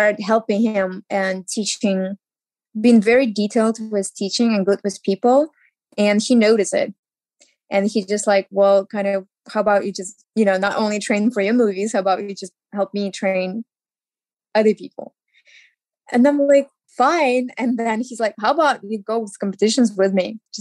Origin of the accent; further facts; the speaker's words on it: Ukraine; English is a second language; moved away as an adult; now in Los Angeles, United States; I moved from Ukraine